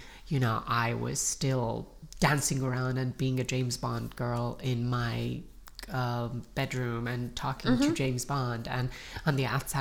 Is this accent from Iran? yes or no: yes; Iran; moved away; I grew up in Iran during the Iran-Iraq War.